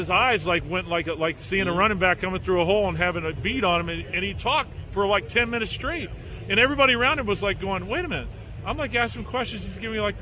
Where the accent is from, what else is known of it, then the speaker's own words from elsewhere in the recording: Southern California, United States; I grew up in Southern California